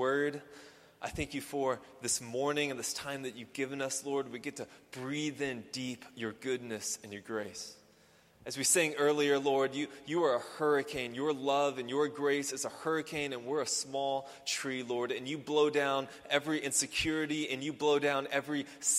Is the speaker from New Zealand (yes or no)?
no; Houston, Texas, United States; I grew up here in Houston